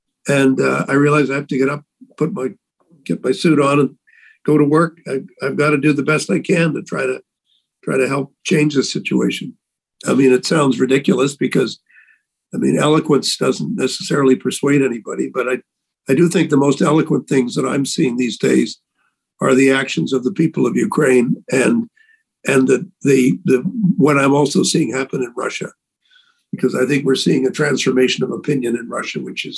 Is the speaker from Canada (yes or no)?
yes; Canada; A feeling that as a Canadian representative here, I have to speak for my country, for the values that I think Canadians have, that I've learned about over the years.